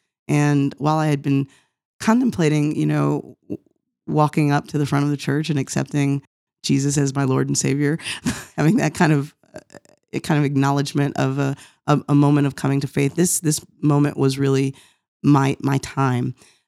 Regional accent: Norristown, Pennsylvania, United States; also born or lived in Cincinnati; so I was born in Cincinnati, where my mom was taking classes at the time. My father was serving in Providence, Rhode Island church there, but soon after my birth moved to Norristown, Pennsylvania, which is where I spent the first 9 years of life.

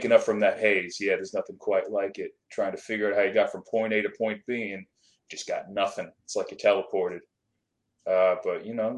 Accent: East Coast, United States; I'm from the East Coast myself

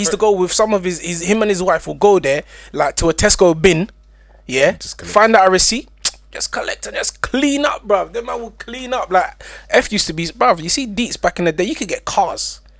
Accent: Nigeria; To be honest, obviously I'm Nigerian, so I know the ins and outs. I have family that deal with oil.

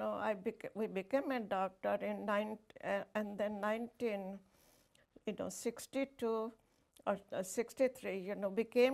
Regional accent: India; moved away as an adult; now in Michigan, United States; born and raised in India, a small city

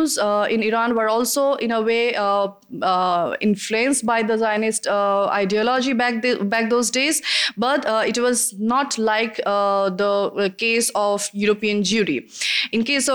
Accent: India; I'm from India

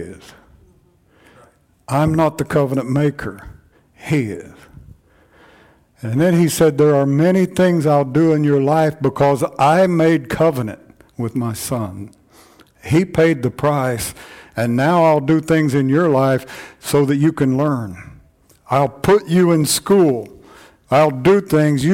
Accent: United States

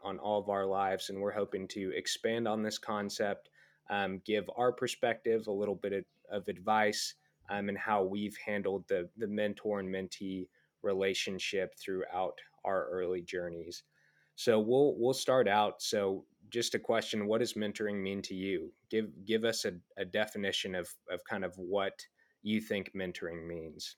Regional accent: Dallas, Texas, United States; I'm from Dallas, Texas, originally

